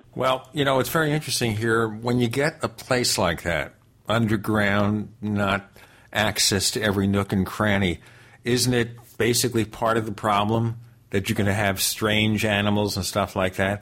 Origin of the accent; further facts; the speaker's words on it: New York City, New York, United States; I grew up in New York